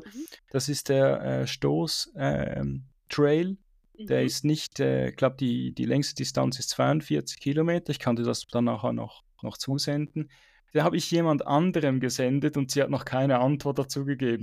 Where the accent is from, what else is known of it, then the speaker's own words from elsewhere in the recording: Switzerland; ich bin eigentlich aufgewachsen relativ in Flachen in der Schweiz